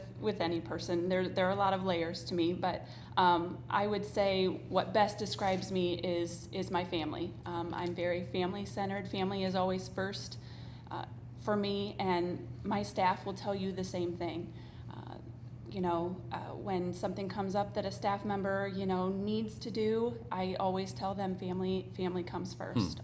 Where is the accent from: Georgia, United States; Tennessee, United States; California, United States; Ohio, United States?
Ohio, United States; Attica; I grew up in a small town in Northwest Ohio